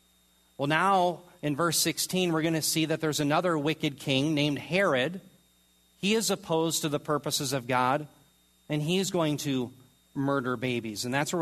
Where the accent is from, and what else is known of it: United States